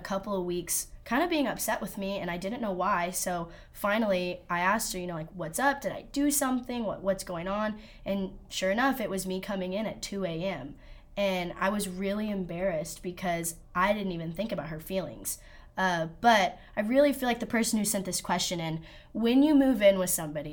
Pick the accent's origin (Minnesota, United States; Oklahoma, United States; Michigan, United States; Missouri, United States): Oklahoma, United States; Oklahoma City; now in Weatherford, United States; I'm from Oklahoma City.